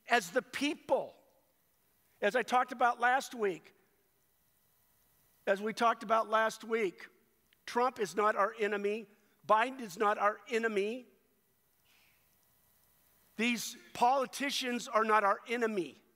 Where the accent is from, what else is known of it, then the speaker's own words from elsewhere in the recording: United States; I was born physically in the United States of America, and at that moment, I was an American citizen